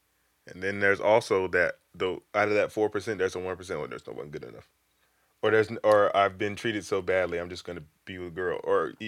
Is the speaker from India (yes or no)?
no; the South, United States; It's not cool for me because I came from the South. You know, we came from the gutter.